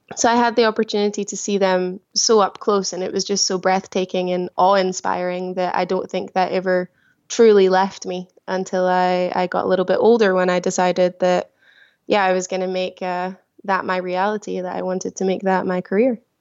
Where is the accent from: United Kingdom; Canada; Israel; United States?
United Kingdom; small village just outside Glasgow, Scotland; moved away as an adult; now in Antibes, France; a very small village. Um, just outside of the main city of Glasgow. I live a very small countryside farmer village, uh, yeah, where I grew up.